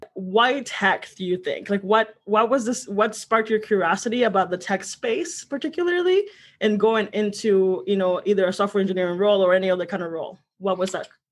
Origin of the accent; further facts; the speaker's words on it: Santa Cruz de Villagómez, Michoacán, Mexico; also born or lived in Huetamo, Michoacán; I was born in Michoacan. Uh, it's in it, it's a, a, really small town called Santa Cruz de Villagomez, Michoacan